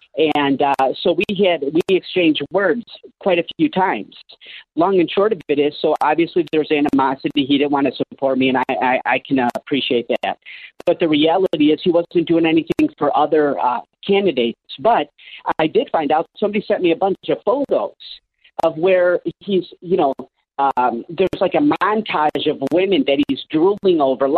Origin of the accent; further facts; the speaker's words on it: Cicero, Illinois, United States; So we were a union household. Everything was 727. You know, I grew up in Cicero, Democrat area.